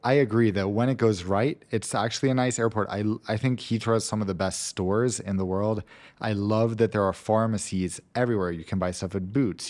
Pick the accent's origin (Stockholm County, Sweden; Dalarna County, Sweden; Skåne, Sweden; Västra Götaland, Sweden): Västra Götaland, Sweden; Gothenburg; moved away; Gothenburg, where I grew up